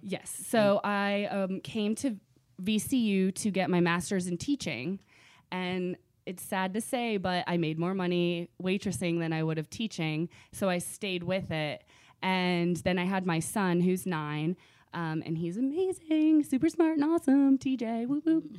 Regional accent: Virginia Beach, Virginia, United States; also born or lived in Rochester, New York / North Carolina; now in Richmond, United States; I grew up in Virginia Beach. Um, loved it when I was, since I was four till about twenty-two

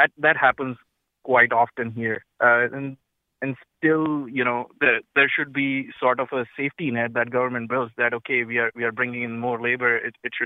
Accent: India; moved away as an adult; now in South Windsor, United States; I am from India. I work here in South Windsor as an engineer

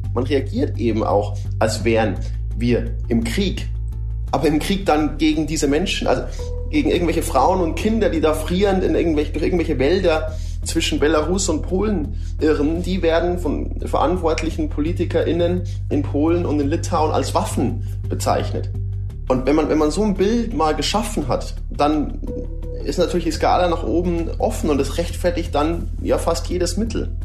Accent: Germany; Wir als, als Deutsche

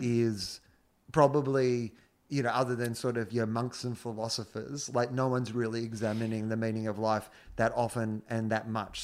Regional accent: Denison, Australia; I'm from Denison

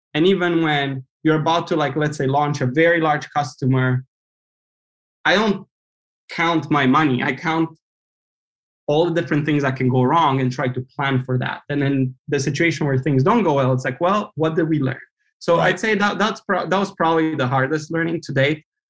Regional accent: Romania; moved away as an adult; now in United States; I grew up in Romania

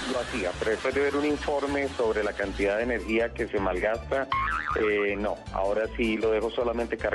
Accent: Colombia; Obviamente que sí, yo soy colombiano

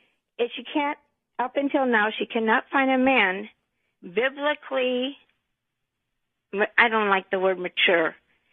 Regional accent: San Clemente, California, United States; my daughter we grew up in San Clemente here.

